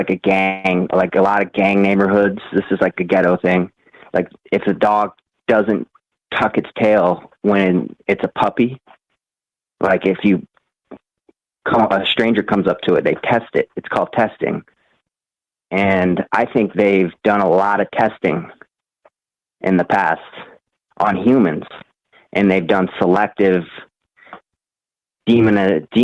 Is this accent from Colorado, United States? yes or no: no; Iowa, United States; I'm from Iowa